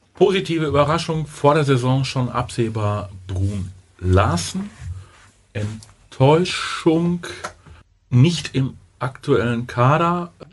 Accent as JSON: {"language": "German", "country": "Germany", "said": "wir als, als, als Deutsche"}